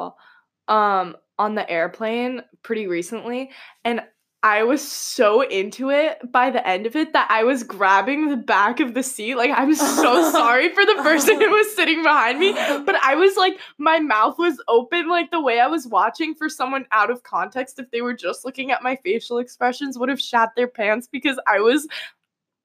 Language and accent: English; New York, United States; moved away; I'm from New York